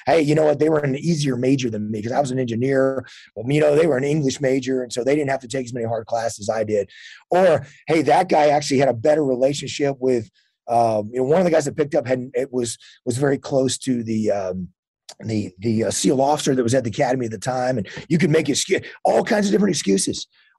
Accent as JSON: {"language": "English", "region": "Texas", "country": "United States", "tie": "born or raised there"}